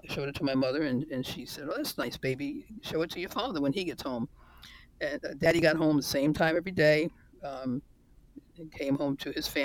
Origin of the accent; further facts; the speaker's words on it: New York, United States; my life in New York was growing up with the American dream.